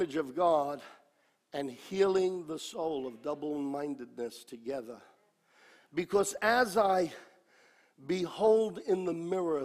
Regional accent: New York, United States; me as a New Yorker

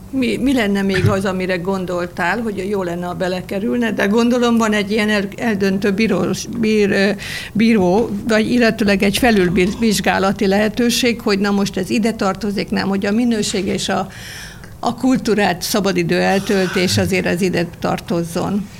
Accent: Nádasladány, Fejér, Hungary; Én ott születtem, ott gyakran vagyok ott

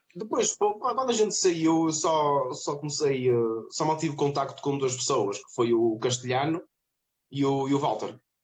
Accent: Vila do Conde, Norte, Portugal; now in Trofa, Portugal; Eu sou de Vairão, de Vila do Conde

